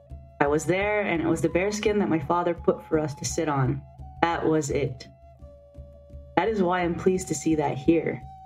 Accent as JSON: {"language": "English", "town": "Mistissini", "region": "Quebec", "country": "Canada", "tie": "born or raised there", "second_language": "English", "said": "I'm come from a long way. I came a long way. I'm from Great Lake Mistissini. That's where I was born in the bush. It was a pride for me to say that because I was born in the bush in a tent."}